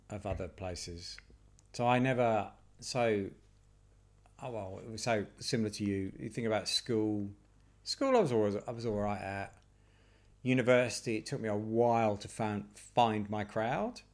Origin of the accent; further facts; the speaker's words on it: United Kingdom; I'm British